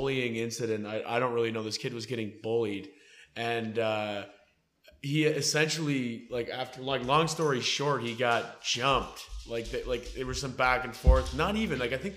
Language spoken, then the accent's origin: English; Dundas, Ontario, Canada; also born or lived in Hamilton; I'm from Dundas